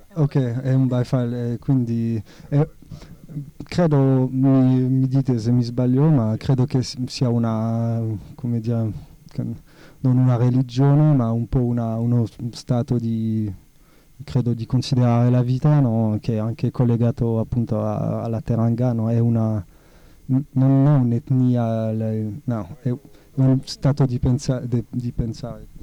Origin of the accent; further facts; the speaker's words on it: France; Italian is a second language; now in Italy; essendo francese, prima di arrivare in Italia